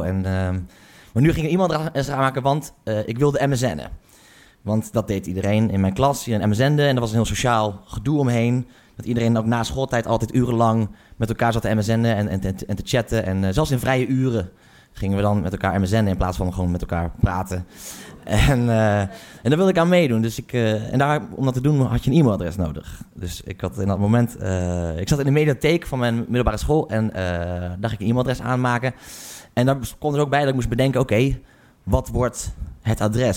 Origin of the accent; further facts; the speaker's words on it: Haren, Groningen, Netherlands; Ik kom uit Groningen, of eigenlijk ik kom uit, uit Haren